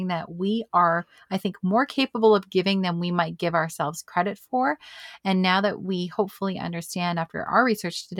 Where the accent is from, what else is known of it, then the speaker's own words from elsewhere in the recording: Canada; As a Canadian